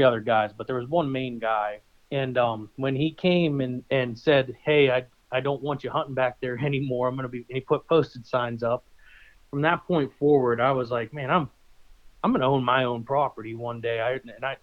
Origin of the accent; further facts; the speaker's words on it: Northeast Ohio, United States; moved away as an adult; now in Erie, United States; I'm originally from Ohio. I spent the better part of my life in Northeast Ohio